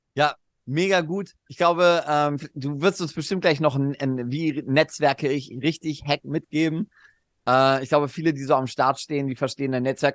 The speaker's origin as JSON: {"language": "German", "town": "Cologne", "region": "North Rhine-Westphalia", "country": "Germany", "said": "bei uns in Köln"}